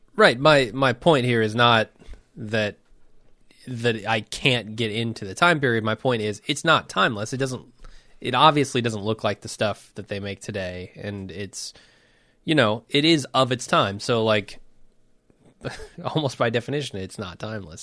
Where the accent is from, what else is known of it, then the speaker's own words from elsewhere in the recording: United States; as an American film goer